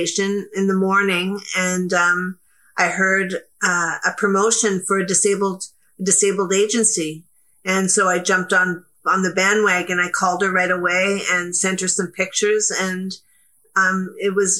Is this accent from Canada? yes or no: yes; Canada; I'm very proud to be Canadian